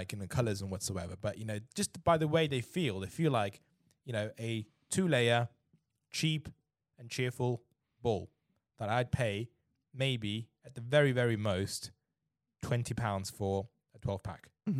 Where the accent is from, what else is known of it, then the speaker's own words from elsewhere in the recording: China; You know, I know I'm from China, right? So people there buy, you know, gold drivers for $5,000 each.